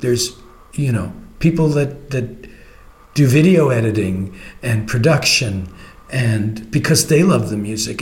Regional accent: Canada; I'm a Canadian

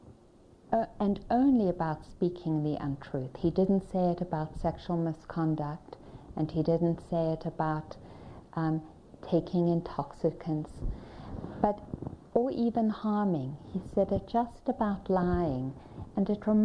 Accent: Johannesburg, Gauteng, South Africa; I was born in Johannesburg, South Africa

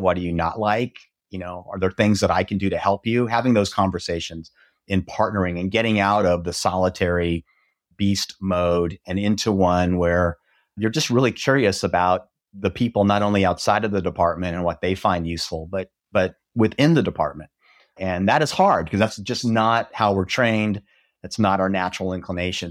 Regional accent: Nebraska, United States; also born or lived in Texas; now in Dallas, United States; I grew up in Nebraska

